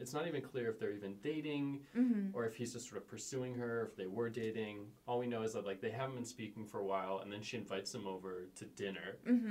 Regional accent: just outside of Philadelphia, Pennsylvania, United States; I grew up just outside of Philadelphia.

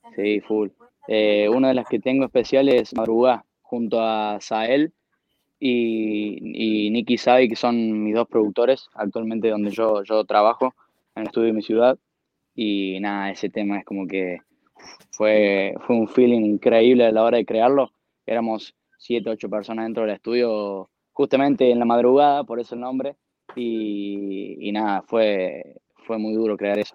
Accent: Argentina; Soy el primer argentino

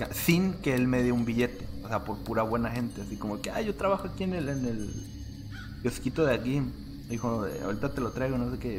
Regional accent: Rosarito, Baja California, Mexico; soy mexicano, o sea, llevo toda mi vida aquí

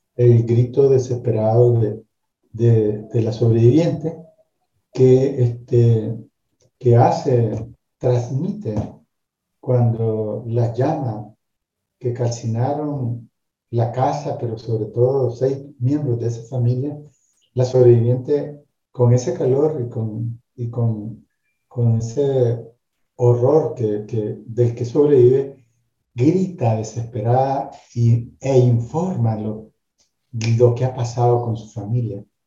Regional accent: León, Nicaragua; yo soy nacido en la ciudad de León, como ciudadano nicaragüense y abogado

